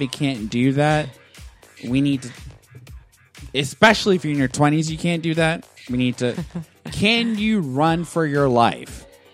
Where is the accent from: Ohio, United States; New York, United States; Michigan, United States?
New York, United States; moved away; I'm from New York